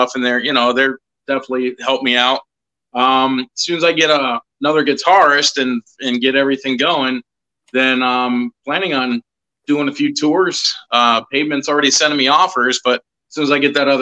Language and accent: English; Ohio, United States; moved away; I'm originally from Ohio